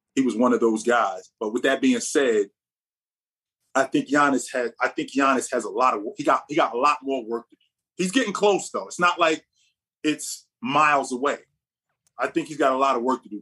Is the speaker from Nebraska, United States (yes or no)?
no; Jersey City, New Jersey, United States; also born or lived in Vermont / Ireland; I'm born and raised in Jersey City, so I'm from Jersey